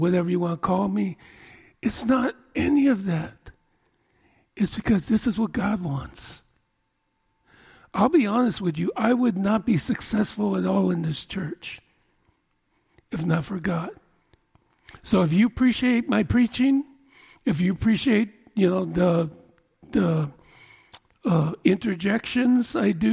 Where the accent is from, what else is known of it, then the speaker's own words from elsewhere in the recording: Oakland, California, United States; born and raised in East Oakland